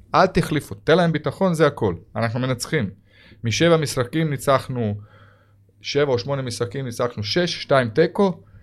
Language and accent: Hebrew; Croatia; Hebrew is a second language; moved away as an adult; now in Israel; אני הייתי ילד שגדלתי ביען גם בקרואטיה